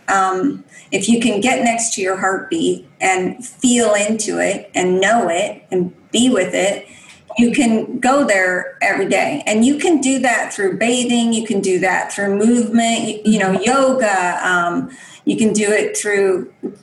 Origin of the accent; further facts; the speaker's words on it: Spokane Indian Reservation, Washington, United States; I grew up, you know, on the Spokane Indian Reservation